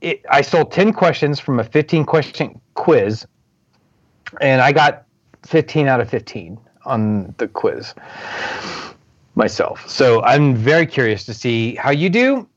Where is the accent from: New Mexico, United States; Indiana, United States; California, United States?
Indiana, United States; accent: Indiana; I've been made fun of with my Indiana accent saying measure.